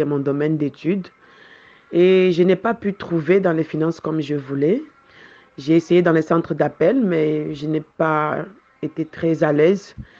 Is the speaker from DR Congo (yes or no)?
yes; Kinshasa, DR Congo; moved away as an adult; now in Marrakech, Morocco; d'origine congolaise de Kinshasa, et je suis au Maroc depuis 12 ans